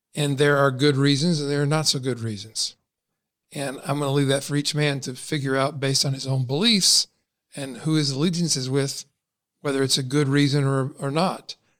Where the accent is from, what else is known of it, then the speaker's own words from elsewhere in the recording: Kentucky, United States; I was born and raised in Kentucky